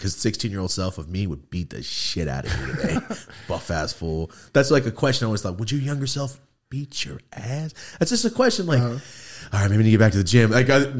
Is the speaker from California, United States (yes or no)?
yes; Merced, California, United States; So I'm from Merced. I don't know if you know where Merced is. It's the fucking ghetto of the Central Valley. It's gangland.